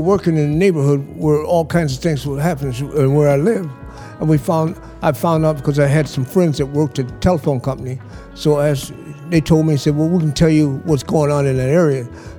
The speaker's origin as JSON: {"language": "English", "town": "Milwaukee", "region": "Wisconsin", "country": "United States", "tie": "born or raised there", "said": "I was born in Milwaukee at the county hospital, September 4th, 1934. I first lived on 4th in Galena, and then my mother moved back with her father and mother on 807 West Summer Street"}